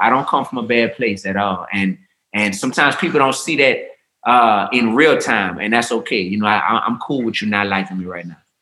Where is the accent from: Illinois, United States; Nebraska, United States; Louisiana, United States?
Louisiana, United States; New Orleans; I come from New Orleans, Louisiana, which is a big melting pot